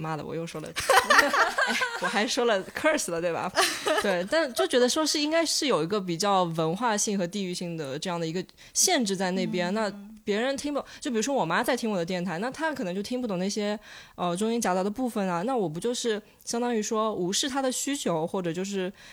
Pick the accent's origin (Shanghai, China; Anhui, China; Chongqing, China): Shanghai, China; 我来自上海